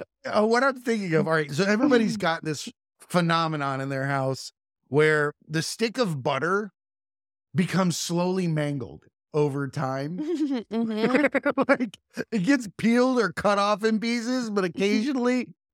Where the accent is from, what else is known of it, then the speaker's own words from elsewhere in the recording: Florida, United States; I grew up on Lake Okeechobee and bass fishing capital, and I've never sat and ate bass.